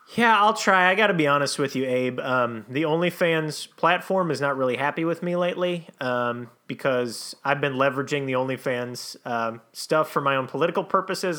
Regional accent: Saint Anthony, Minnesota, United States; my hometown of Saint Anthony, Minnesota

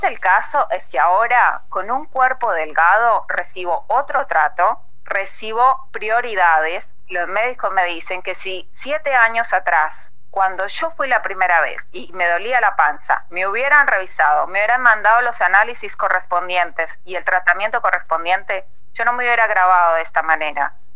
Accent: Colombia; moved away; yo soy colombiana

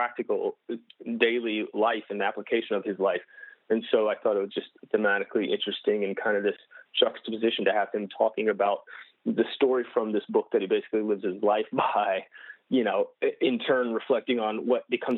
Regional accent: North Carolina, United States; moved away as an adult; now in Los Angeles, United States; I grew up in North Carolina on the East Coast

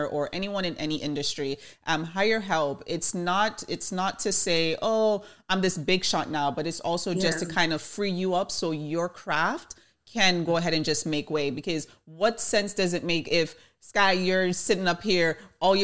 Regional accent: Jamaica; I'm Jamaican

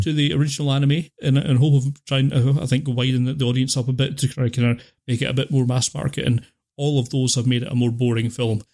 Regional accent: United Kingdom; I'm British

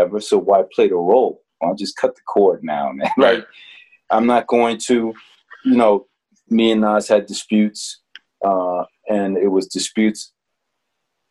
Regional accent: Newark, New Jersey, United States; I'm from Newark. I'm not from Queens.

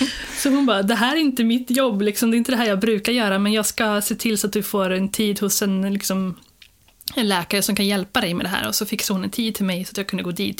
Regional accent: Skara, Västra Götaland, Sweden; moved away as an adult; also born or lived in Jönköping; jag är från Skara från början

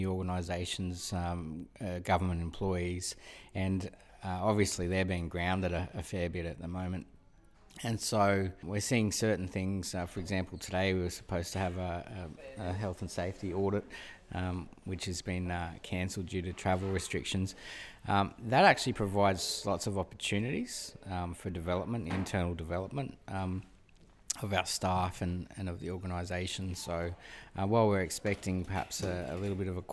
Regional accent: Australia; moved away as an adult; also born or lived in Sydney, New South Wales / Brisbane, Queensland; now in Cloncurry, Australia; I'm a city boy, born and bred in Sydney and then Brisbane.

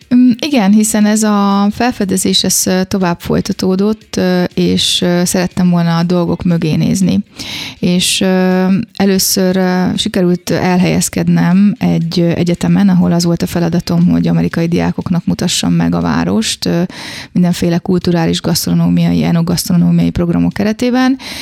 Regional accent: Szeged, Csongrád-Csanád, Hungary; moved away as an adult; also born or lived in Kecskemét, Hungary; now in Florence, Italy; én szegedi vagyok

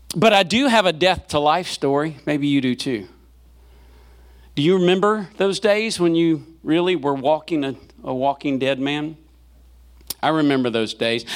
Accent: Selma, Alabama, United States; now in Memphis, United States; I was born in Selma, Alabama

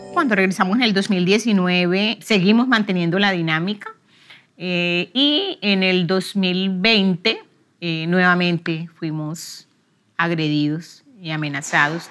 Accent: Barrancabermeja, Santander, Colombia; soy oriunda de Barranca Bermeja

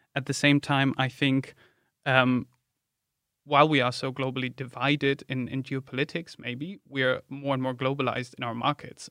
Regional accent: Germany; moved away; my home country, Germany

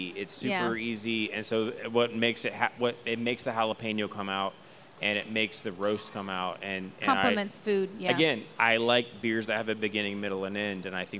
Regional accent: Houston, Texas, United States; Born and raised in Houston, so enchiladas. I'd say this is a very Houston beer in my opinion.

